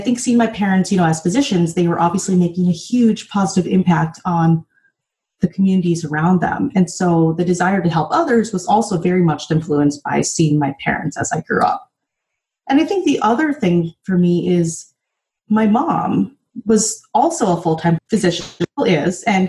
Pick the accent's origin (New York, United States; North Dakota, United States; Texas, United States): North Dakota, United States; moved away; also born or lived in San Francisco; growing up in North Dakota